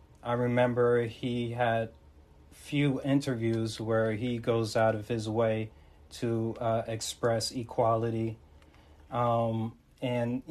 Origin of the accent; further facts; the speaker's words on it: Montclair, New Jersey, United States; I'm repping from North Jersey. That is Montclair.